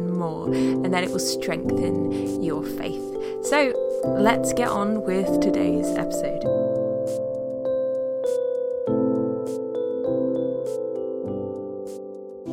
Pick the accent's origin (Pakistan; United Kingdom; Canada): United Kingdom; As a British person